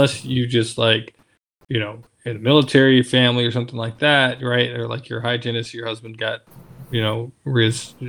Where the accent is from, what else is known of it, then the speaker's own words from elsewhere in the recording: Alaska, United States; moved away; I'm from Alaska